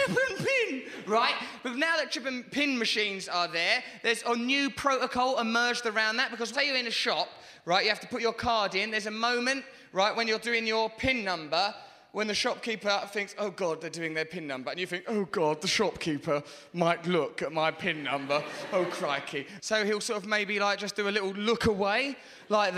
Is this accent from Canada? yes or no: no; England, United Kingdom; I'm English.